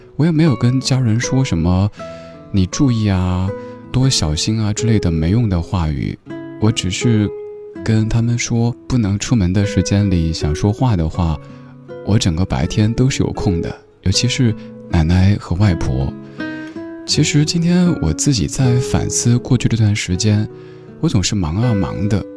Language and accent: Chinese; Chengdu, Sichuan, China; now in Beijing, China; 跟我的家乡成都有关系